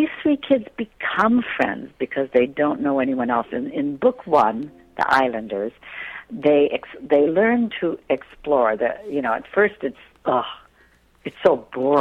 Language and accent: English; Illinois, United States; moved away; I was raised in Illinois, so I know the Midwest.